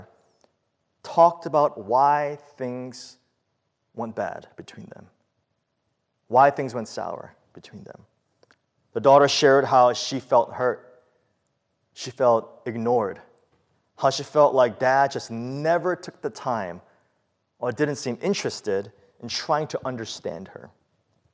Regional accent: New York City, New York, United States; the early years of our lives living in the Bronx, growing up when I was young

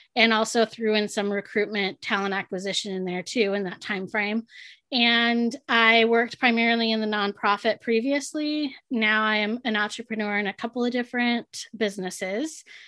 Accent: San Diego, California, United States; was born and raised in San Diego

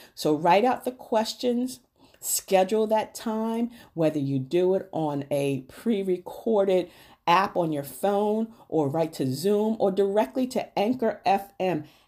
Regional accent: New Rochelle, New York, United States; I grew up in Neuracial and the projects in Neuracial, New York, and I lived at fifty-one Winthrop Avenue

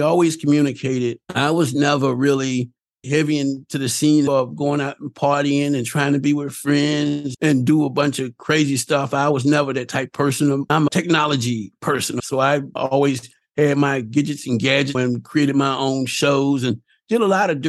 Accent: the South, United States; I'm from the South, again, because of the way that I was raised

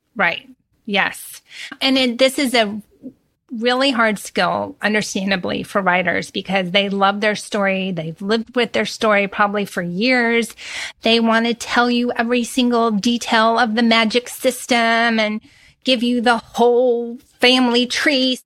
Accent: Texas, United States; I'm from Texas and we chat. We're big chatters.

